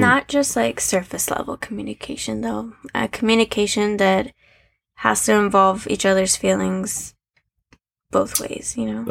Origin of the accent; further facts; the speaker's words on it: Arizona, United States; I was born and raised in Arizona